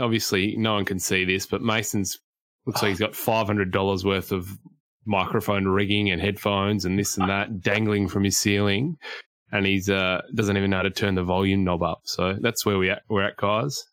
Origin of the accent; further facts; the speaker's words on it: Queensland, Australia; Me being a Queenslander